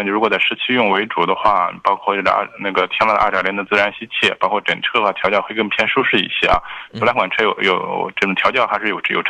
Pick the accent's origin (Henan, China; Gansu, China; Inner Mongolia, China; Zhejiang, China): Gansu, China; 我的老家确实是大西北的，但是不是济南这个天桥大西北啊？